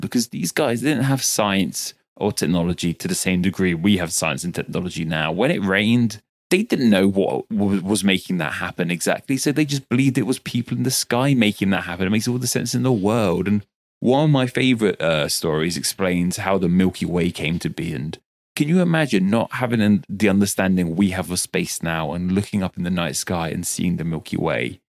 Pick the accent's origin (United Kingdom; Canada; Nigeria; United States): United Kingdom; I'm very British